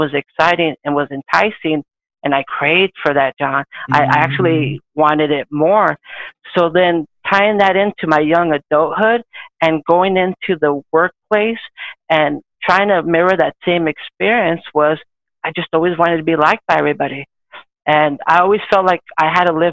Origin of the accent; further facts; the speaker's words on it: Orange County, California, United States; I was born and raised in Orange County, California, SoCal